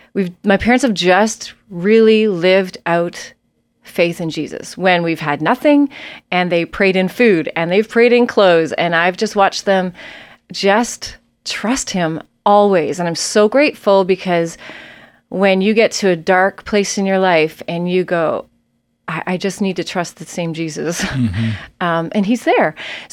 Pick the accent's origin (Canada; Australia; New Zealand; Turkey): Canada; Nova Scotia; also born or lived in Prince Edward Island / New Brunswick / Ontario; I'm from the East Coast of Canada originally. I was born in Nova Scotia and we lived in Prince Edward Island and New Brunswick and Ontario.